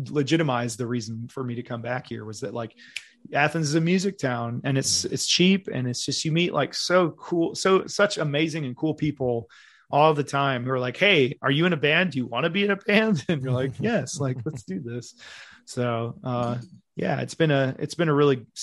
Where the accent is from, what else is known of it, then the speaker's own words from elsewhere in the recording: Berlin, Germany; I was stationed in Germany because I'm from Berlin originally